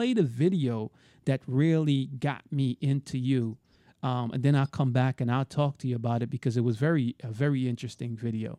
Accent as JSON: {"language": "English", "town": "New York City", "region": "New York", "country": "United States", "moved": "yes", "lives_now": "Florida, United States", "said": "I'm from Brooklyn. So you're not too far from me. But I live in Florida now. I left, but I never came back."}